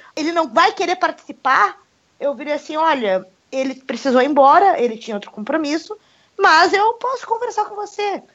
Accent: Brazil; now in Russia; eu falando como brasileira

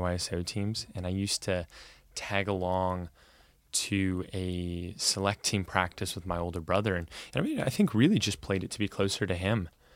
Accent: Corvallis, Oregon, United States; now in Portland, United States; I grew up in Corvallis, and it's a very bubbled town

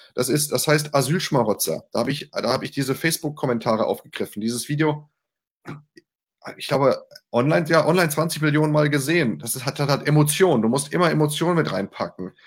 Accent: Mainz, Rhineland-Palatinate, Germany; ich bin Mainzer.

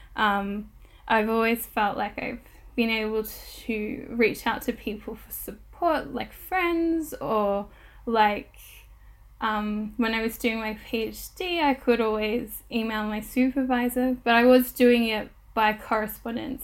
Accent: Australia; now in United Kingdom; I'm recording from the United Kingdom, I am an Australian settler

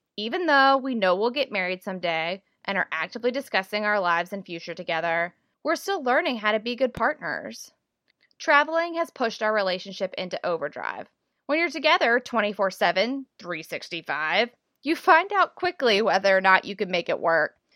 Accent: the South, United States; moved away; Growing up in the South

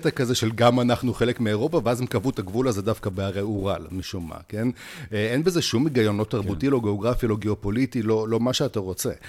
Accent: Siberia, Russia; now in Israel; אני הגעתי מסיביר, שזה טכנית עמוק באסיה, כן?

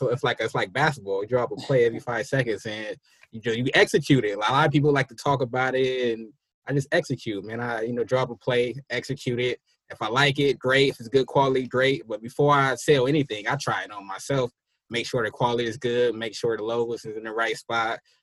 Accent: San Francisco, California, United States; now in Sacramento, United States; I'm from Hunters Point, family from Trail Hill, Sunnydale. So I'm all over San Francisco

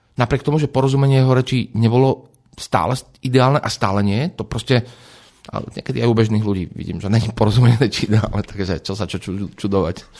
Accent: a small village near Trnava, Trnava Region, Slovakia; Ja som z dediny, z malej dediny pri Trnave, to znamená, že možno v detstve to niekedy bola taká automatika, je nedela, ide sa do kostola

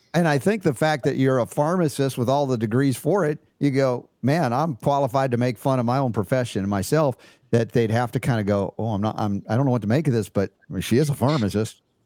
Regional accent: United States; as an American

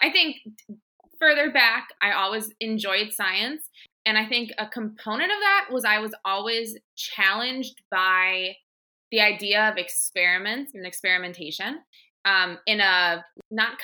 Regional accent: Milwaukee, Wisconsin, United States; also born or lived in Madison, Wisconsin; I'm from Milwaukee, and I lived within less than a mile from Lake Michigan.

